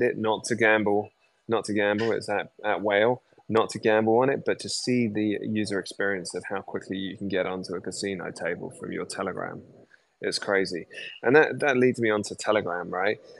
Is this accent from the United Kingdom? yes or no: yes; United Kingdom; as a Brit